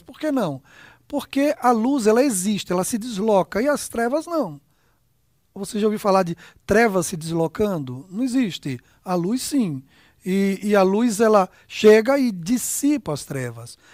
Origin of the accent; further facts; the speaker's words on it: Aracaju, Sergipe, Brazil; moved away; A gente é de Aracaju, né? Nossa terra natal, lá, lá eu fui construído